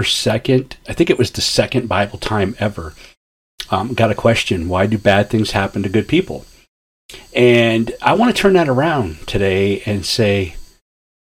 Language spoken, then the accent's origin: English; Ashtabula, Ohio, United States; I grew up in Ashtabula, Ohio, up on Lake Erie, in the very top northeast corner of Ohio